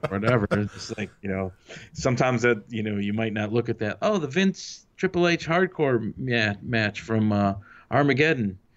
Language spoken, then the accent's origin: English; Detroit, Michigan, United States; moved away as an adult; now in California, United States; Detroit's my hometown.